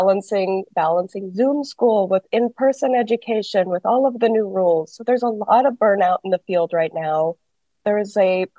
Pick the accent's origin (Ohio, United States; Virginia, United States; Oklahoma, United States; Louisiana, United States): Oklahoma, United States; also born or lived in Los Angeles County; now in Los Angeles, United States; I'm from Oklahoma